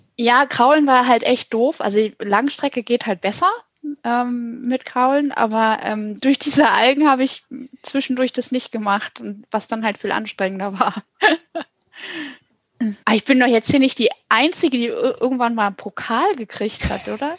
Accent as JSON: {"language": "German", "town": "Hanover", "region": "Lower Saxony", "country": "Germany", "tie": "born or raised there", "moved": "yes", "said": "Ich bin mal in Hannover, wo ich aufgewachsen bin"}